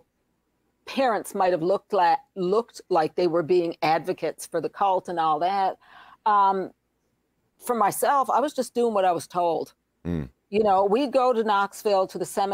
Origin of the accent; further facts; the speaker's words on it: Newfoundland and Labrador, Canada; moved away; I'm from Newfoundland, and in Newfoundland, we have lots of jigs and reels and rollicking type of music